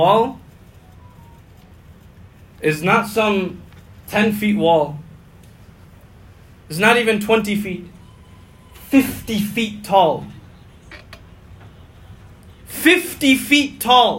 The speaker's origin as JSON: {"language": "English", "country": "United States", "said": "as an American."}